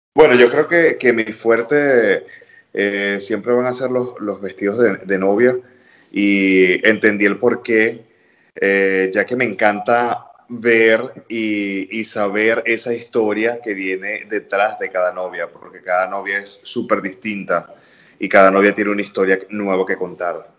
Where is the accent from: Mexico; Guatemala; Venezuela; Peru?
Venezuela; now in New York, United States; como venezolano